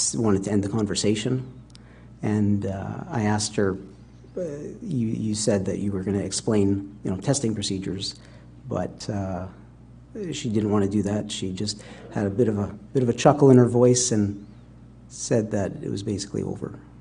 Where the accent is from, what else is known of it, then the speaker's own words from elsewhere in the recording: Winnipeg, Manitoba, Canada; also born or lived in England; I was born in England and raised my, most of my life in Canada, in Winnipeg.